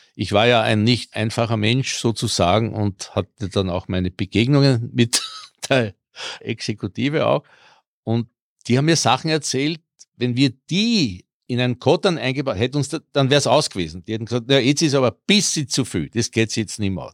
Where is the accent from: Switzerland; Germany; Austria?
Austria; Vienna; accent: Viennese; first language Croatian; German is a second language; also born or lived in Burgenland; vor allem als Kroat, ich bin ja mit vier nach Wien gekommen, konnte nicht Deutsch